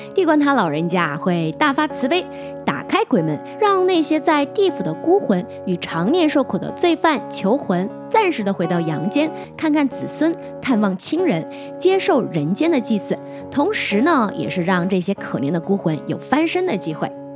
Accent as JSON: {"language": "Chinese", "region": "Hunan", "country": "China", "tie": "born or raised there", "moved": "yes", "said": "在我们湖南老家那边，每年的农历七月十五呢，我们也叫七月半"}